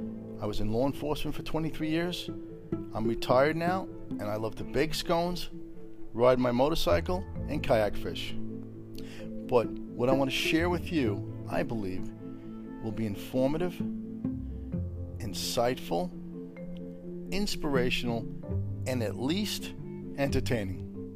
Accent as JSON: {"language": "English", "town": "New York City", "region": "New York", "country": "United States", "tie": "born or raised there", "also_born_or_lived": "Midwest", "said": "I grew up in Brooklyn, New York. I went to college out in the Midwest."}